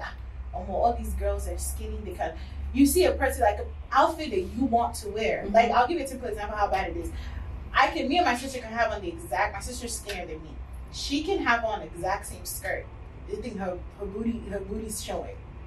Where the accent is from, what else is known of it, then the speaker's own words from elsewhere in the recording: Nigeria; moved away; Growing up in Nigeria as Yoruba in the family